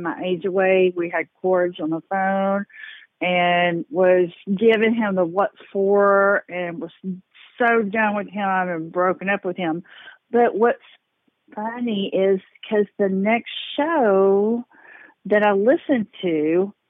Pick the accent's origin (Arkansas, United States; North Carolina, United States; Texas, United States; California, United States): Texas, United States; I am from Texas